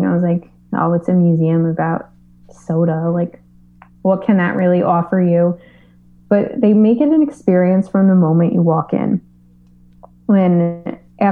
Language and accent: English; New York City, New York, United States; I'm from New York, born and raised